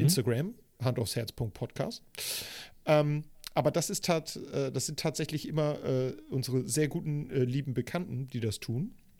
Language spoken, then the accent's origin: German; Hamburg, Germany; Ich bin ja in Eppendorf groß geworden